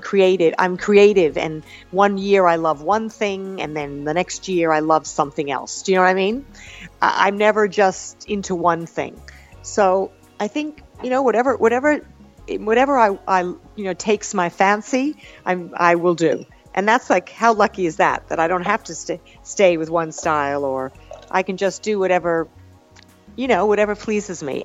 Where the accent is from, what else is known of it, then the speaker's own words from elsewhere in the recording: Long Island, New York, United States; also born or lived in Brooklyn; I was born in Brooklyn and uh, I, I grew up on Long Island